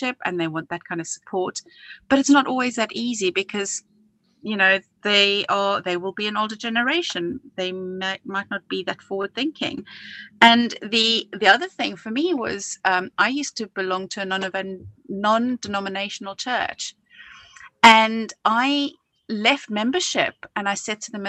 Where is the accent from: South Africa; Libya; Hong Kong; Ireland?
South Africa; now in United Kingdom; growing up in South Africa